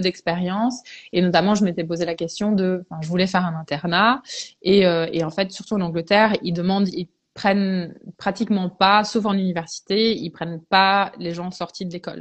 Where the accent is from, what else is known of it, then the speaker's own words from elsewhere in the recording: Belgium; je suis anglo-belge à la base. Mes parents sont anglais et, et euh, je suis née en Belgique. Donc, moi, j'ai fait mes études en Belgique